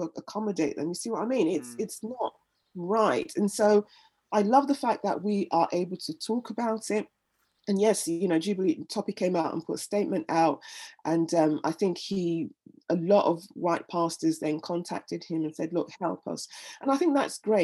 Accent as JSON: {"language": "English", "country": "Nigeria", "tie": "born or raised there", "moved": "as an adult", "lives_now": "London, United Kingdom", "said": "I was born in London, raised in Nigeria, and then came back to London when I was in my 20s"}